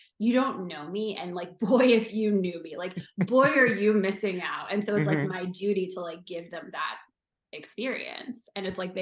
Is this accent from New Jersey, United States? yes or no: yes; New Jersey, United States; moved away as an adult; also born or lived in New York City; now in Los Angeles, United States; I grew up in New Jersey. I grew up like 12 miles west of Manhattan.